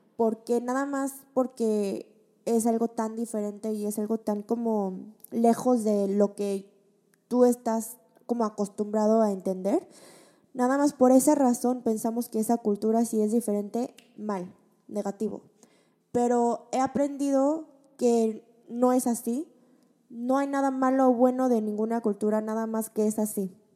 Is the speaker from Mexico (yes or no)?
yes; Mexico; moved away as an adult; now in South Korea; Yo desde chiquita que crecí en México con una familia coreana